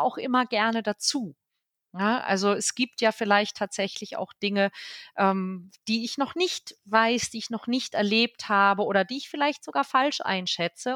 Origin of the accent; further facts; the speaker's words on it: Northern Germany, Germany; mir als Norddeutsche